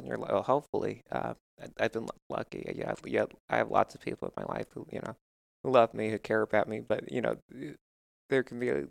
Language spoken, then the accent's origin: English; Westchester, New York, United States; I grew up in Westchester